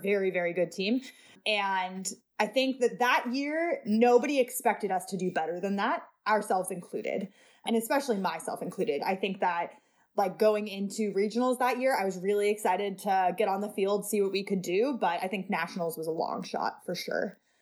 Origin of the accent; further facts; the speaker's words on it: Seattle, Washington, United States; also born or lived in New York City; I moved to Seattle in twenty ten